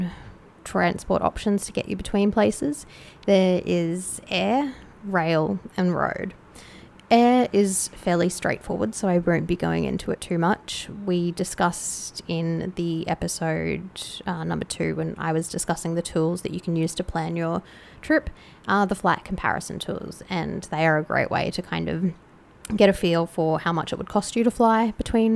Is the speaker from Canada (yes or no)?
no; Australia; As an Australian